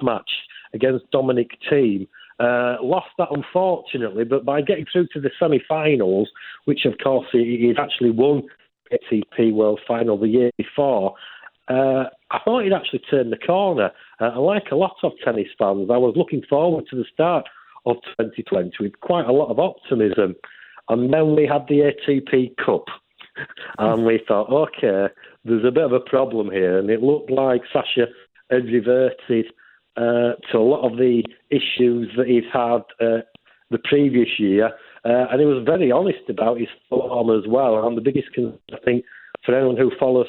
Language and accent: English; Yorkshire and the Humber, United Kingdom; my home county of Yorkshire